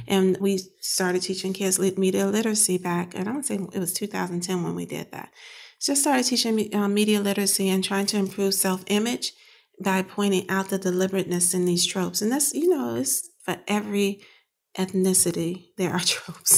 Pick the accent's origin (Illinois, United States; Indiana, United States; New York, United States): Illinois, United States; Chicago; moved away as an adult; now in Pittsburgh, United States; I grew up in Chicago on the South Side